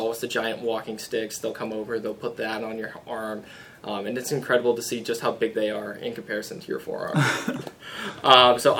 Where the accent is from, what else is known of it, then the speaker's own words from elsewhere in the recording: Dayton, Ohio, United States; I'm from Dayton originally. This is the zoo I grew up coming